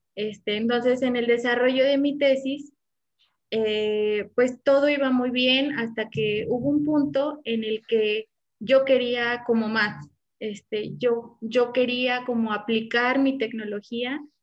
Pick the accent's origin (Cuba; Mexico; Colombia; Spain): Mexico; Morelia, Michoacán; now in Querétaro, Mexico; ich komme aus Morelia, aber ich wohne in Querétaro